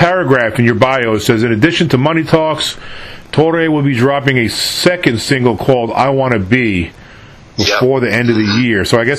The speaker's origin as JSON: {"language": "English", "region": "New York", "country": "United States", "also_born_or_lived": "California / Texas / Virginia", "moved": "as an adult", "said": "I'm from New York, originally."}